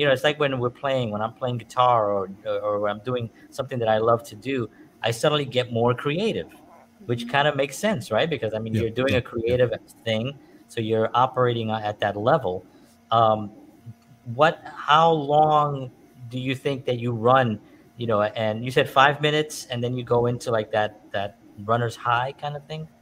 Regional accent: New York, United States; I grew up in New York

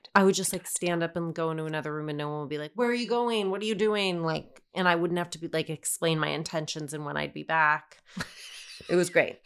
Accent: Denver, Colorado, United States; I grew up in Denver.

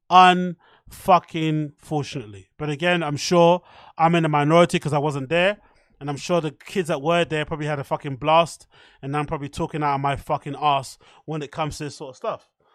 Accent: United Kingdom; I'm from the U K

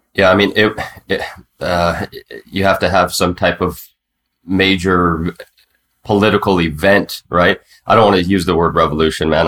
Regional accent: United States; now in Mexico; I was the token American there

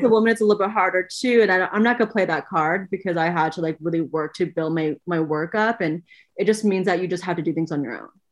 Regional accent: Oakland, California, United States; myself growing up in Oakland, California, being a fifth generation Chinese American

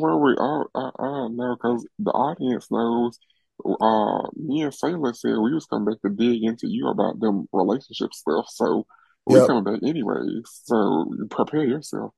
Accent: Birmingham, Alabama, United States; I'm from Birmingham.

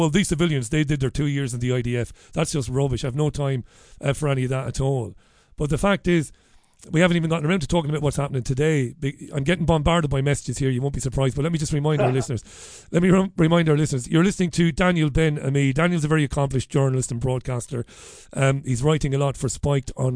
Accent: Waterford, Ireland; as a kid who would hang around the Socialist Workers' Party and the Labour Party in Ireland, and even Sinn Féin in Waterford

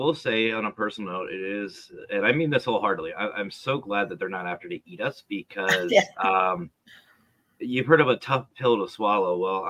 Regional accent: the North, United States; I'm from the North, as you know, and we say things a little different.

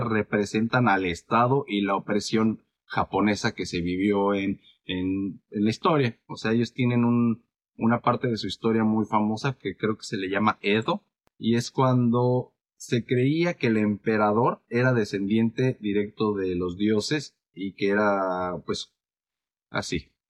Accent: Mexico; soy mexicano

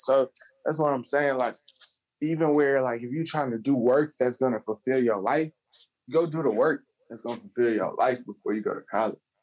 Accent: Charlotte, North Carolina, United States; also born or lived in Columbia area, South Carolina; I'm from Charlotte, North Carolina

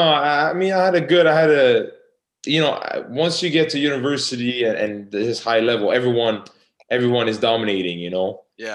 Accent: Canada; I'm from Canada.

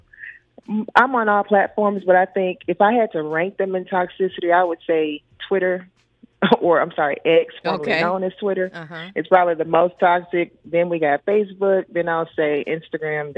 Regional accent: Memphis, Tennessee, United States; I'm from Memphis, Tennessee

